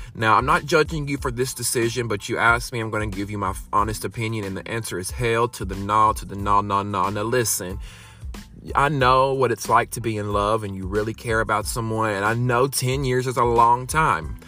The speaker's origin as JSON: {"language": "English", "region": "Alabama", "country": "United States", "said": "I'm from Alabama"}